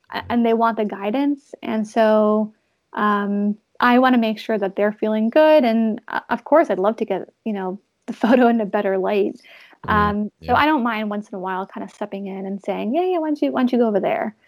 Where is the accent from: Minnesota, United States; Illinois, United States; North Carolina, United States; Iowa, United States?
North Carolina, United States; now in Los Angeles, United States; growing up in North Carolina, my parents have um, like a little lake